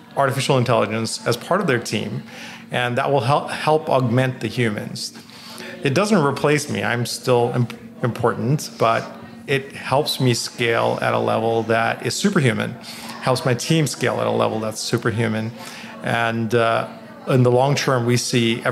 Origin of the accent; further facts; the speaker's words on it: Bangladesh; moved away; I grew up in Bangladesh